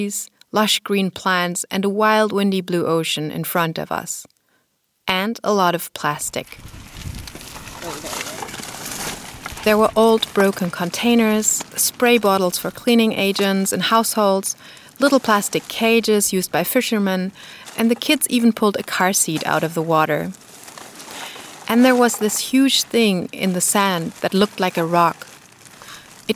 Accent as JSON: {"language": "English", "region": "Berlin", "country": "Germany", "tie": "born or raised there", "said": "my hometown Berlin"}